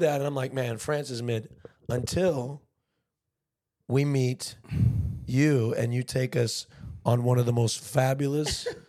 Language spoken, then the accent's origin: English; United States; we're American